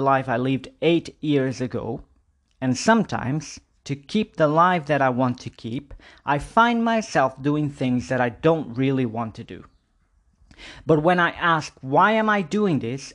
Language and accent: English; Porto, Norte, Portugal; moved away as an adult; now in Budapest, Hungary; I'm still living in my hometown in Porto 8 years ago